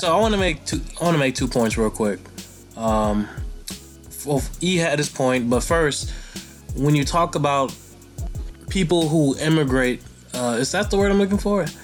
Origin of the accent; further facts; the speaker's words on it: United States; as an American